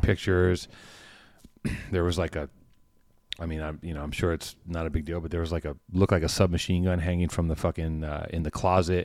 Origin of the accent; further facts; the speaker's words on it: Los Angeles, California, United States; I grew up in Venice.